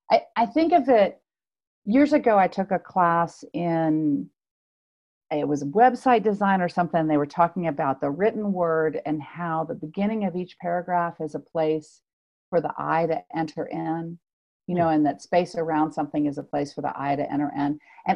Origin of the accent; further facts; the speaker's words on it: Louisville, Kentucky, United States; I did. I moved from Louisville, Kentucky back in 2001.